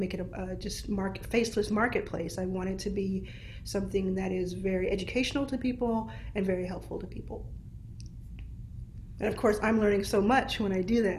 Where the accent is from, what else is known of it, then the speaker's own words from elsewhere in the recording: Dallas, Texas, United States; I see Dallas already. This is my hometown